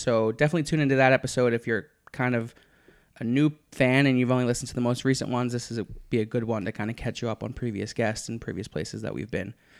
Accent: Philadelphia, Pennsylvania, United States; I'm from Philadelphia.

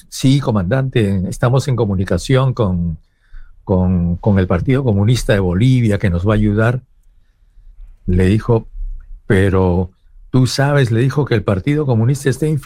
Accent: Peru

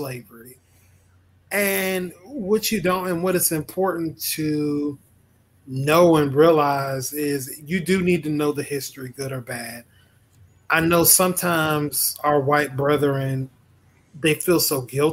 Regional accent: Mississippi, United States; moved away; also born or lived in Jacksonville, Florida; I claim that I'm from Jacksonville. I'm actually from Mississippi

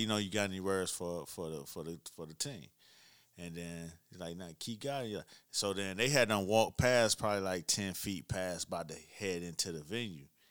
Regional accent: Miami, Florida, United States; I'm from Miami.

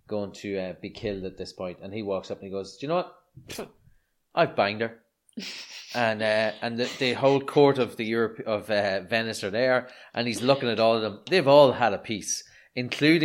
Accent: Ireland; I'm clearly Irish

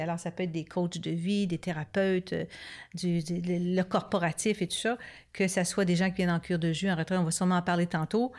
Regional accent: Montreal, Quebec, Canada; now in Ripon, Canada; nous, on est plus de Montréal, puis bon, mhm. maintenant à, Ripon avec euh, notre centre

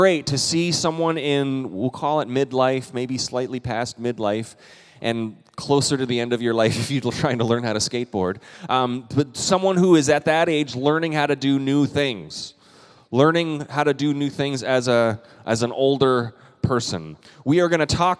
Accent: Canada; I'm also a Canadian

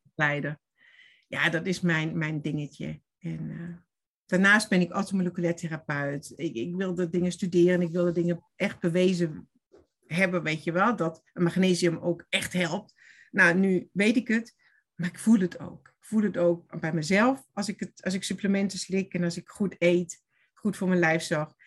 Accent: Stuttgart, Baden-Württemberg, Germany; Dutch is a second language; moved away as an adult; also born or lived in Oberstdorf / Veendam; now in Netherlands; ik kom uit Duitsland, ben geboren in Stuttgart. En ik heb gewoond ook in Stuttgart lang en in de bergen

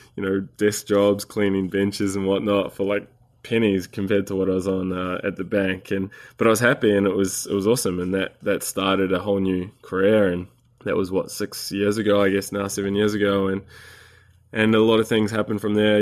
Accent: New Zealand; moved away as an adult; also born or lived in Sydney, Australia; I'm a Kiwi, a New Zealander. I was born in New Zealand and spent, uh, twenty-odd years here

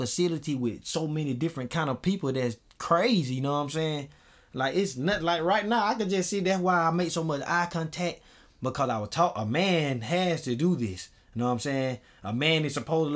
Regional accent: Augusta, Georgia, United States; I'm from Augusta. Like, I'm from Swainburg

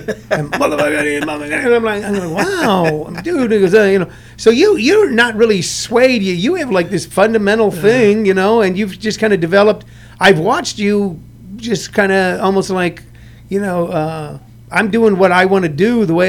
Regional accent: St. Louis, Missouri, United States; I grew up in the Midwest, I grew up in St. Louis

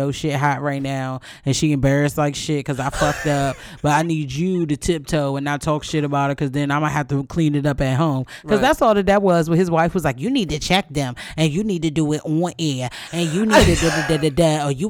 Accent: New York, United States; accent: Brooklyn; In my Brooklyn accent

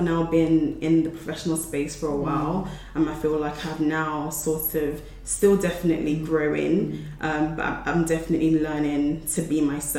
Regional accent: Nigeria; as a Nigerian, you'd be like, oh, sorry. But, you know, but it's like, it in the British culture, that's not the case.

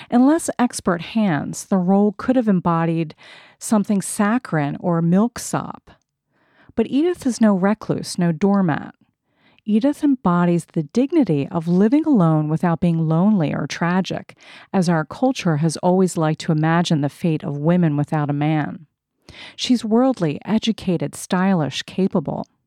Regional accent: United States; accent: American; moved away as an adult; also born or lived in Europe; my American accent.

